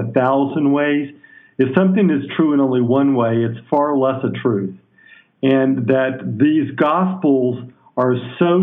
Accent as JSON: {"language": "English", "town": "Birmingham", "region": "Alabama", "country": "United States", "tie": "born or raised there", "said": "I was born in Birmingham, Alabama. I'm a Southern boy"}